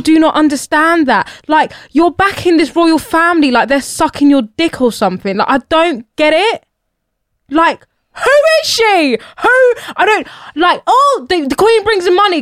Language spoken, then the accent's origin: English; United Kingdom; born and bred here, have never seen myself as British